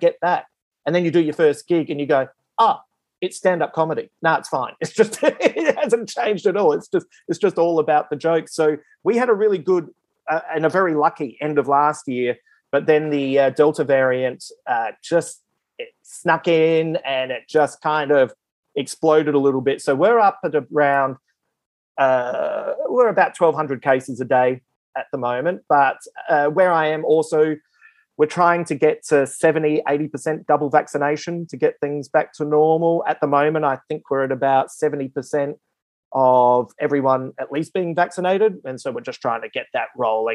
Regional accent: Adelaide, South Australia, Australia; moved away as an adult; also born or lived in Melbourne; now in Sydney, Australia; originally I'm from Adelaide, which is South Australia.

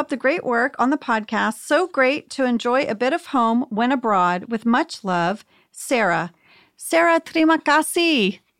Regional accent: Jakarta, Indonesia; I am still friends with my friends that I grew up with in Jakarta. We all moved and got dispersed.

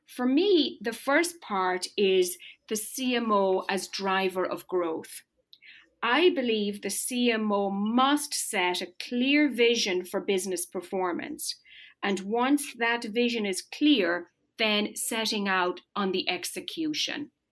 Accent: Ireland; moved away as an adult; now in United States; I was born and raised in rural Ireland. I grew up on a farm.

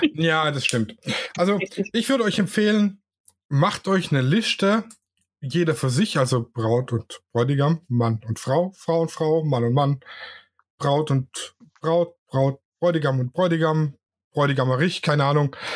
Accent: Swabia, Germany; ich bin ja Schwabe

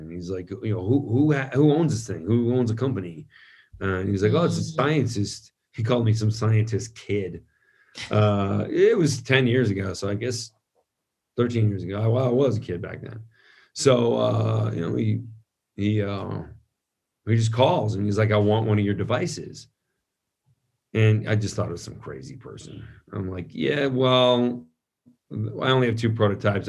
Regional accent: San Francisco, California, United States; I grew up in San Francisco

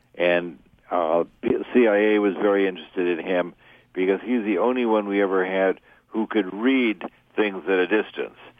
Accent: New York City, New York, United States; growing up in New York City

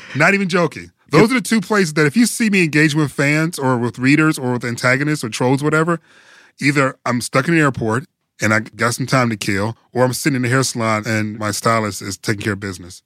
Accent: Detroit, Michigan, United States; I'm from Detroit.

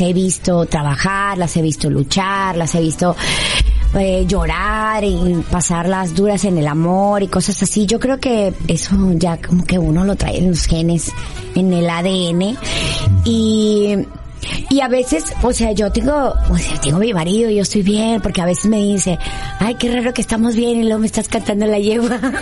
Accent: Monterrey, Nuevo León, Mexico; yo soy de Monterrey

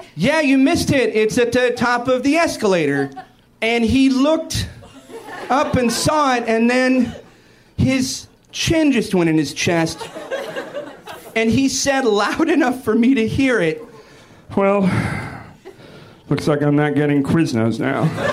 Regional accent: Seattle, Washington, United States; I'm from Seattle, which is why I'm on antidepressants

